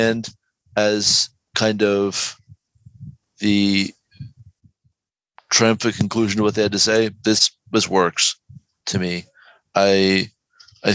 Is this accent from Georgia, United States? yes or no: yes; Georgia, United States; I am literally from Georgia.